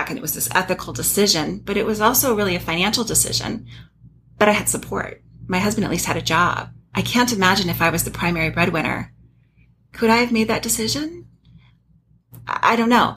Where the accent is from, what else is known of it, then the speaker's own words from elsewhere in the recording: Flagstaff, Arizona, United States; also born or lived in Birmingham, Alabama / Phoenix, Arizona; I grew up in Flagstaff, and I went to Northern Arizona University